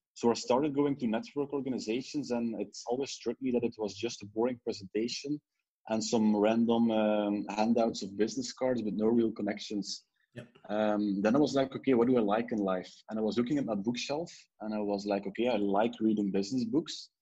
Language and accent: English; Ghent, Flanders, Belgium; also born or lived in Brussels; I was from Ghent